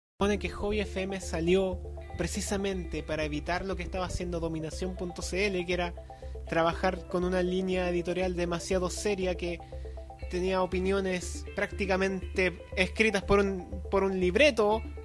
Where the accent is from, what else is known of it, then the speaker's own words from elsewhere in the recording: Chile; somos chilenos y nos gusta huevo.